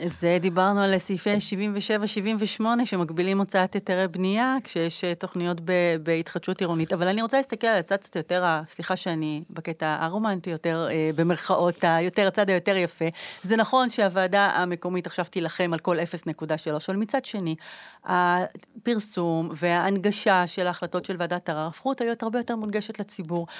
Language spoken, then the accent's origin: Hebrew; Jerusalem, Jerusalem District, Israel; אני גדלתי בירושלים, בקטמון